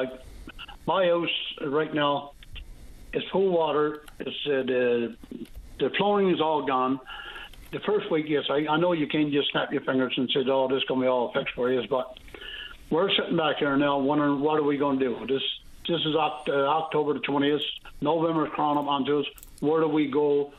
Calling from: Burnt Islands, Newfoundland and Labrador, Canada; I'm calling from the Southwest Coast here in Burn Islands.

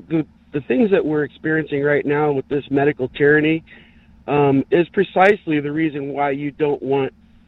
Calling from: San Diego, California, United States; … in San Diego.

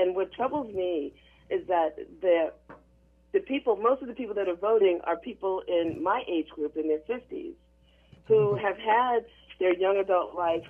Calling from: Gaithersburg, Maryland, United States; I'm calling from Gaithersburg, Maryland.

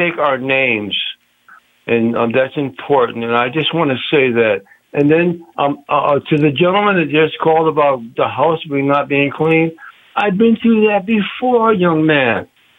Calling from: New Haven, Connecticut, United States; I'm calling from New Haven, Connecticut.

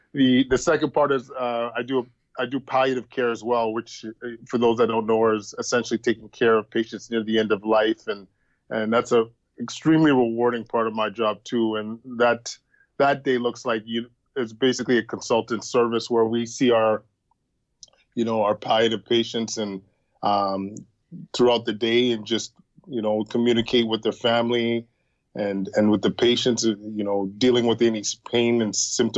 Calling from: Ottawa, Ontario, Canada; I am calling from the Ottawa Hospital Civic Campus.

